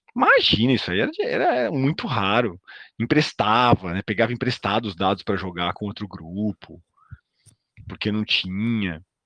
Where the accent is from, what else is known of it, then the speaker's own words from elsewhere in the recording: São Paulo, Brazil; accent: paulistano; eu falo tipo paulistano